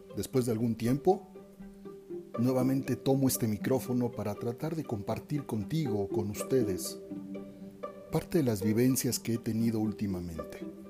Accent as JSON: {"language": "Spanish", "country": "Mexico", "said": "soy un hombre mexicano"}